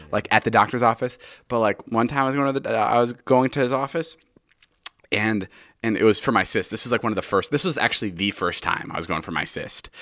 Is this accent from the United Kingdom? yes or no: no; Slovakia; moved away; We're currently in Slovakia, my hometown, my homeland